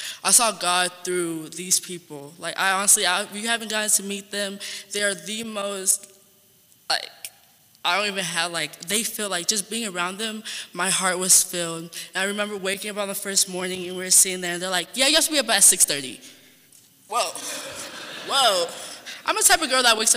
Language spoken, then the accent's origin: English; San Antonio, Texas, United States; I'm from Texas, San Antonio to be specific.